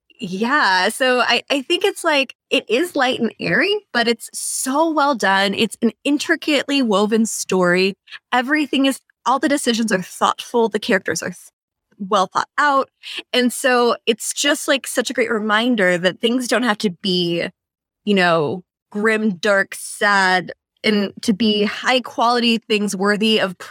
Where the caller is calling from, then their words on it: San Diego, California, United States; also born or lived in New York City; Well, I am recording from San Diego, and I have been here since the start of the pandemic when I had to leave New York City